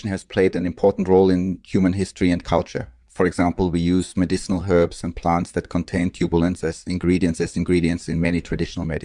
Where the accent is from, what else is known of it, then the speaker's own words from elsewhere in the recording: Switzerland; I was born and raised in Switzerland, and I obtained my medical degree from the University of Zurich.